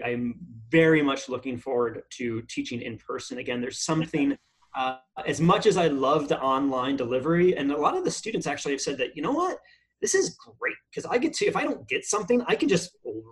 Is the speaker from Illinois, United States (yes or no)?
no; Queensbury, New York, United States; also born or lived in Boston, Massachusetts; now in California, United States; Upstate New York, around Lake George, so way upstate